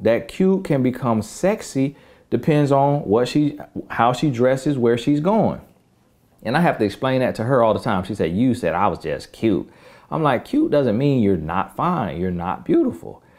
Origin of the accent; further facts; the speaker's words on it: the South, United States; I'm from the South